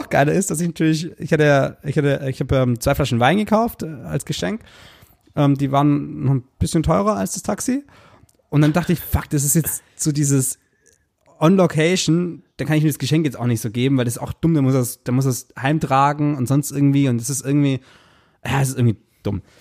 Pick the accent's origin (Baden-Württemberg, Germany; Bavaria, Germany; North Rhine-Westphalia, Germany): Baden-Württemberg, Germany; Kirchheim; Die Minibar ist eine Mietbar in Stuttgart. Äh, in, in Kirchheim, da, da wo ich herkomme.